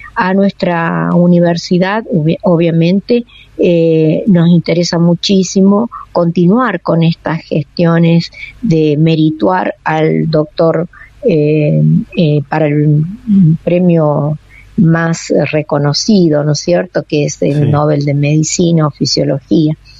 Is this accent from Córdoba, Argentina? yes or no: no; La Rioja, Argentina; nosotros como riojanos